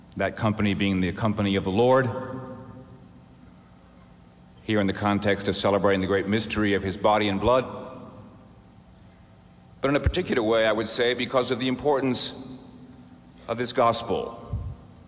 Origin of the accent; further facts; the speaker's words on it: Corpus Christi, Texas, United States; I grew up in Texas, as some of you may know, South Texas. Corpus Christi is on the Gulf of Mexico.